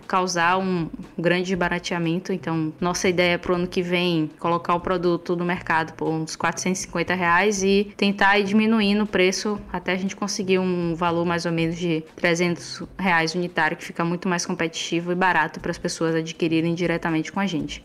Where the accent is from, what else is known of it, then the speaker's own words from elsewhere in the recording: Feira de Santana, Bahia, Brazil; sou baiana da cidade de Feira de Santana